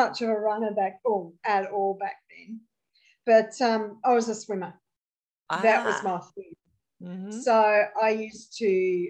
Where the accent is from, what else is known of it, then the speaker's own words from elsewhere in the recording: Launceston, Tasmania, Australia; also born or lived in Hobart; I grew up here in Launceston. So I was born in Launceston, and I spent all my childhood and teenage years in Launceston. In my late teens, I moved to Hobart to go to uni, or late teens, early 20s